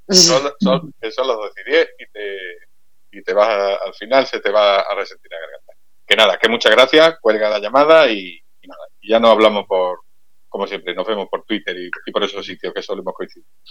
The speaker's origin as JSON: {"language": "Spanish", "town": "Málaga", "region": "Andalusia", "country": "Spain", "said": "soy de Málaga"}